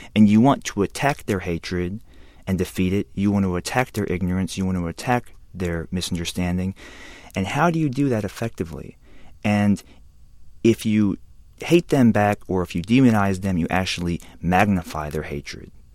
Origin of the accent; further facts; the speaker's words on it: Alabama, United States; I'm half Korean, a quarter white, and a quarter black, and I grew up in Alabama